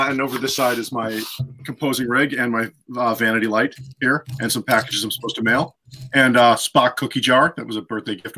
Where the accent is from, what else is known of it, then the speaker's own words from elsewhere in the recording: New York, United States; now in Los Angeles, United States; I grew up in New York and I moved to Los Angeles